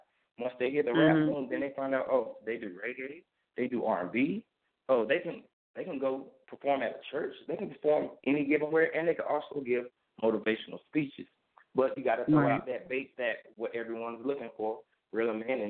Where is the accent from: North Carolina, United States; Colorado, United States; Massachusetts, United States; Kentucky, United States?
North Carolina, United States; Wilson; I'm actually from Wilson, North Carolina.